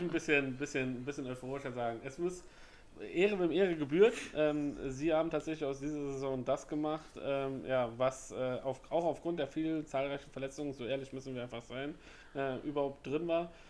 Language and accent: German; Northern Germany, Germany; bei uns im Norden